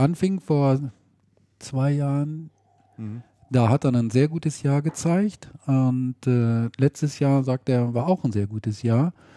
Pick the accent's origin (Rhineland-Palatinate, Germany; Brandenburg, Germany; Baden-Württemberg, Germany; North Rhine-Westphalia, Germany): North Rhine-Westphalia, Germany; Ahaus; aus Ahaus, aus meiner Heimat